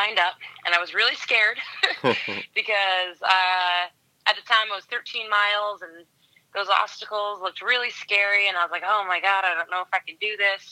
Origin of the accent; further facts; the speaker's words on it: Washington, United States; now in California, United States; I am originally from Washington State. I'm living in California now.